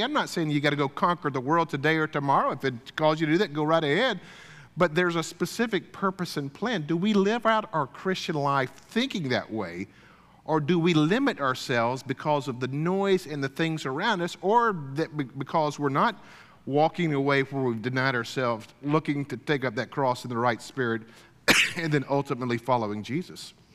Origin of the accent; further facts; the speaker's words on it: Deep South, United States; I grew up kind of in the Deep South